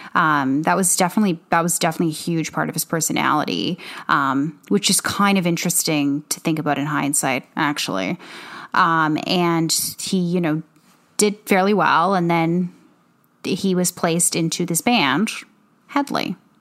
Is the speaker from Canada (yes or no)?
yes; Canada; moved away; we're Canadian. We, you know, we're living, we were living, I mean, I was living in Canada the majority of the time